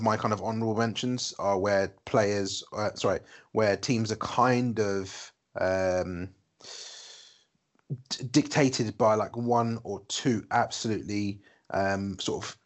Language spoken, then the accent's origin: English; United Kingdom; we're British and we grew up watching football